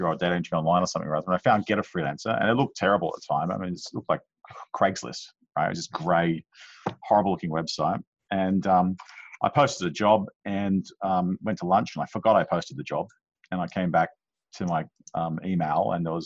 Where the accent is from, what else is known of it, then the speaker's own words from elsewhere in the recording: Jakarta, Indonesia; moved away; I grew up in Jakarta